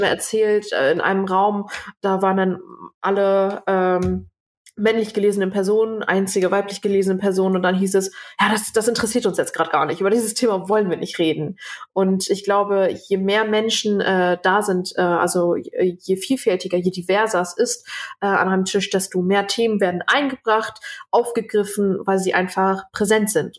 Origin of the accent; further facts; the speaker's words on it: Germany; ich bin hier geboren, meine Eltern äh, äh zwar nicht